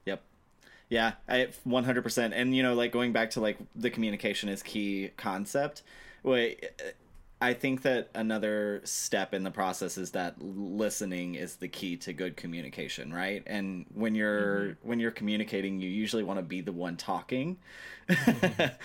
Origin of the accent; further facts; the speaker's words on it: Mississippi, United States; I'm from Mississippi.